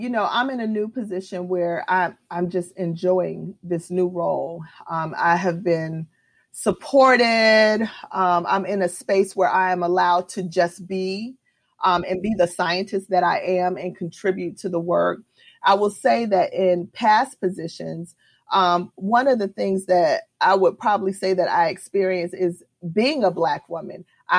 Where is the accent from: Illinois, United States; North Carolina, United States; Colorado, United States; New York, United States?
New York, United States; born there; I was born in New York, and my mom moved to Florida.